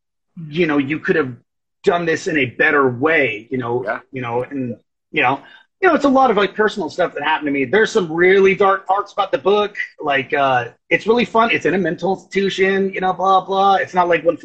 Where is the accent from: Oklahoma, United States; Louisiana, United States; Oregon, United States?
Oklahoma, United States; I'm Choctaw from Oklahoma